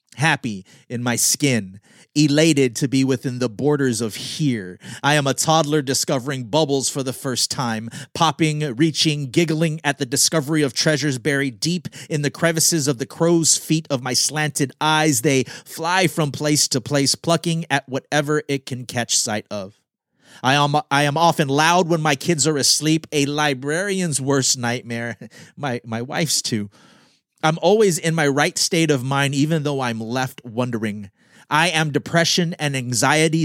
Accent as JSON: {"language": "English", "country": "Guam", "tie": "born or raised there", "moved": "yes", "said": "I am Filipino American, born on Guam."}